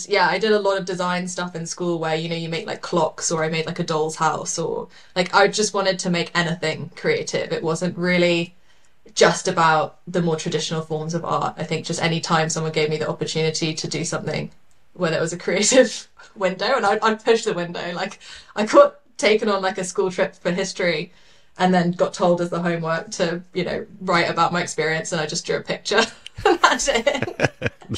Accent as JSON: {"language": "English", "region": "London", "country": "United Kingdom", "tie": "born or raised there", "moved": "yes", "lives_now": "New Zealand", "said": "I was born in London, and I am from the UK originally."}